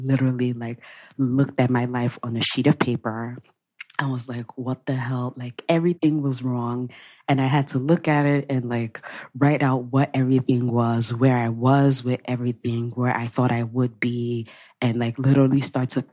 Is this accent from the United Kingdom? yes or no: no; Nigeria; my Nigerian people